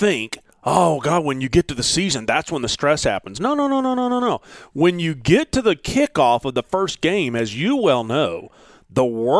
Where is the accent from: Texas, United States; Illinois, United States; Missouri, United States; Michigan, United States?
Texas, United States; I'm from the Dallas-Fort Worth area.